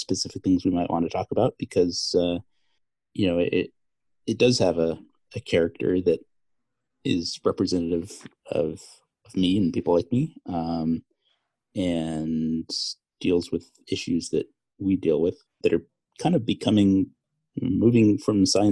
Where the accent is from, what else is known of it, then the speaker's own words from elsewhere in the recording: Marin County, California, United States; my hometown, the Marin County Civic Center